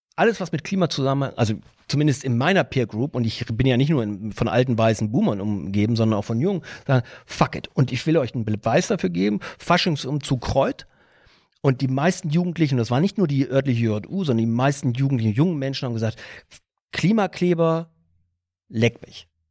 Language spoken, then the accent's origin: German; Bielefeld, North Rhine-Westphalia, Germany; now in Tegernsee Valley, Germany; wenn ich sage, wo ich herkomme und sage, gibt's Bielefeld noch